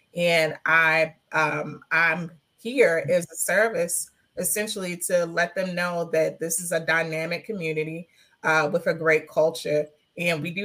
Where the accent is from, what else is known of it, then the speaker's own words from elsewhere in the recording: Baltimore, Maryland, United States; West Baltimore, Park Heights, born and raised, currently live